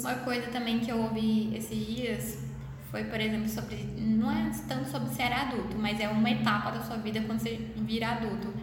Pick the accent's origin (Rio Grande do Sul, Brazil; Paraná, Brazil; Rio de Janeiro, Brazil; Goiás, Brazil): Goiás, Brazil; Goiânia; accent: mineiro; eu sou de Goiânia mesmo, mas eu falo mais do Waik Mineiro, porque eu sou uma fusão de paulista com mineiro. Minha mãe é de Minas, né, meu pai é de São Paulo